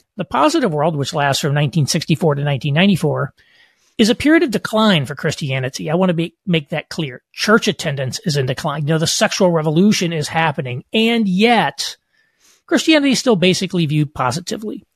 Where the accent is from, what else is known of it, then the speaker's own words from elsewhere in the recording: Southern Indiana, United States; moved away as an adult; I grew up in rural, uh, Southern Indiana